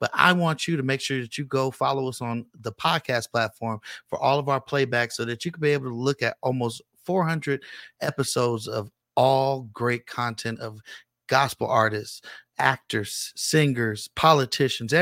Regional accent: Richmond, California, United States; now in Las Vegas, United States; I'm from the Bay Area. I'm from Richmond, California

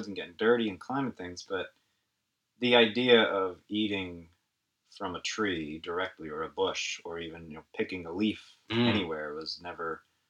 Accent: Lansdale, Pennsylvania, United States; also born or lived in Hatfield; I was raised Catholic over in Montgomery County, Lansdale and Hatfield.

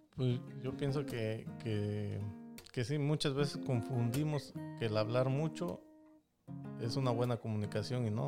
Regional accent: Mexico; yo soy de México

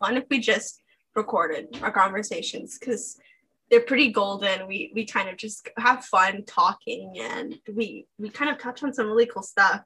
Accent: United States; I'm obviously American

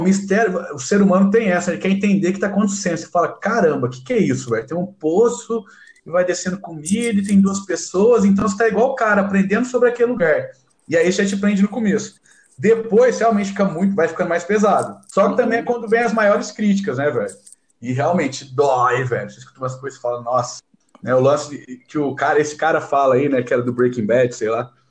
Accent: Franca, São Paulo, Brazil; a gente é de Franca

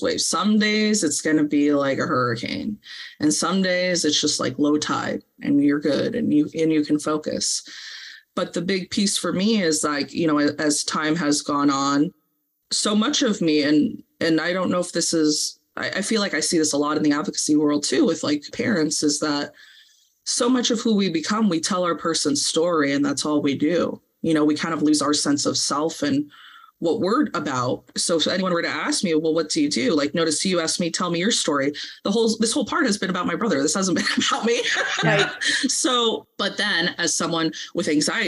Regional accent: Santa Monica, California, United States; moved away; We're originally from LA. We're from Santa Monica

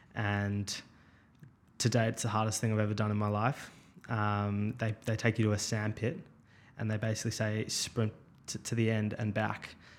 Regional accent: Melbourne, Victoria, Australia; I grew up in Melbourne, um, out in Caulfield.

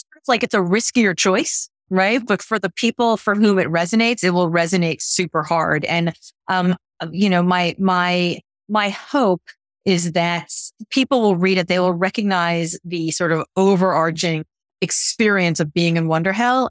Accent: Miami, Florida, United States; moved away as an adult; now in Boston, United States; I grew up in Miami

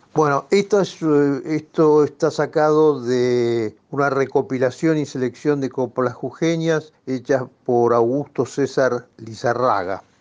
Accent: Buenos Aires, Argentina; yo soy porteño

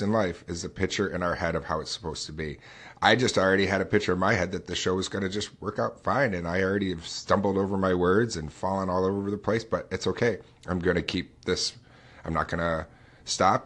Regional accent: upstate New York, United States; I'm born and raised right here in upstate New York

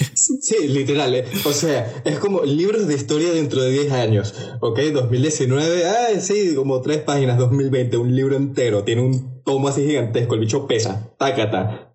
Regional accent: Venezuela; como soy venezolano

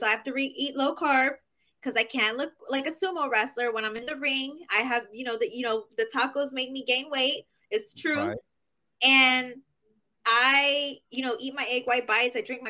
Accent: Kirby, Texas, United States; I'm from Kirby.

